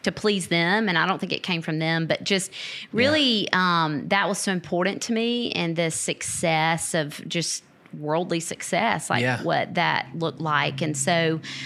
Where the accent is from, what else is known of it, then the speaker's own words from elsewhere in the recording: Lavonia, Georgia, United States; moved away as an adult; now in Americus, United States; I grew up in Northeast Georgia in a little town called Livonia, not Lithonia, okay. Livonia.